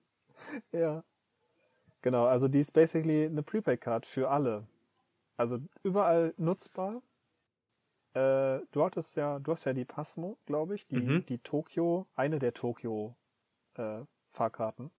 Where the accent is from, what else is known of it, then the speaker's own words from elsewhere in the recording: North Rhine-Westphalia, Germany; moved away as an adult; now in Tokyo, Japan; aus meiner Heimatstadt äh, fünf, nee, zehn Minuten Zugfahrt nach Dortmund rein